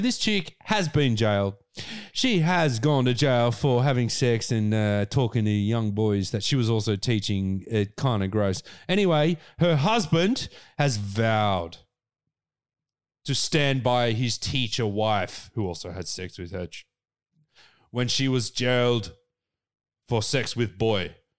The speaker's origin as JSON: {"language": "English", "country": "Australia", "said": "we are all Australian people"}